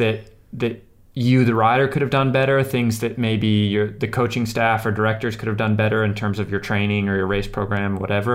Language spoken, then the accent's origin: English; United States; stick out like a sore thumb as an American there.